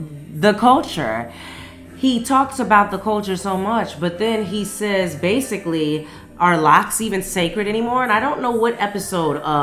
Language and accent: English; Las Vegas, Nevada, United States; now in Atlanta, United States; my hometown in the city of Las Vegas